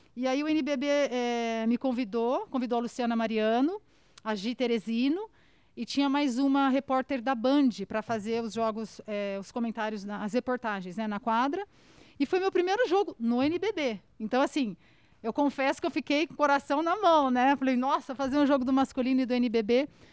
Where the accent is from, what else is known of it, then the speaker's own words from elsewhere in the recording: Araçatuba, São Paulo, Brazil; accent: caipira; moved away as an adult; also born or lived in Washington, United States; eu sou de Aracatuba, né, interior de São Paulo